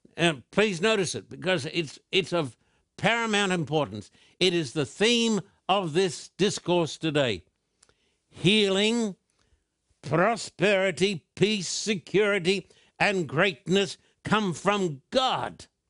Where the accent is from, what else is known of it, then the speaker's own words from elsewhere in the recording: Australia; moved away as an adult; now in Southern California, United States; the land of my birth, the land down under, Australia